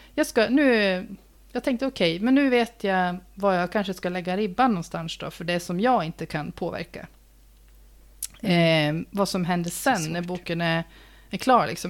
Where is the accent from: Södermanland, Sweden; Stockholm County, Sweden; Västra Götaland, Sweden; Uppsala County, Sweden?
Uppsala County, Sweden; Uppsala; born or raised there